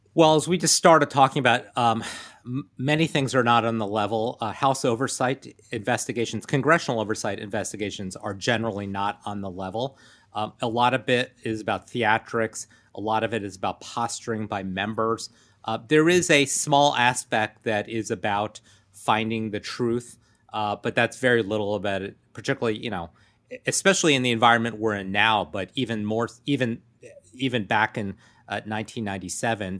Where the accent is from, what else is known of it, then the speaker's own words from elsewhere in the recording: Rockville, Maryland, United States; also born or lived in Washington, D.C. area; I grew up in Rockville, Maryland.